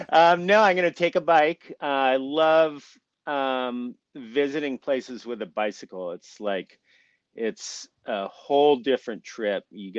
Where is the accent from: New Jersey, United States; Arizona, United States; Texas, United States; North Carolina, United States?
Arizona, United States; Tucson; I live in Tucson, Arizona. It's my hometown.